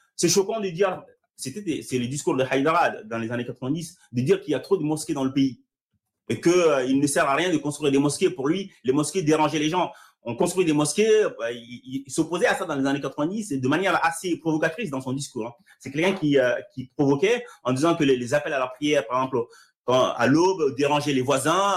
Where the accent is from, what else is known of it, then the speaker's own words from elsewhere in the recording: Mali; moved away; je suis né au Mali et que j'ai grandi dans ce cadre-là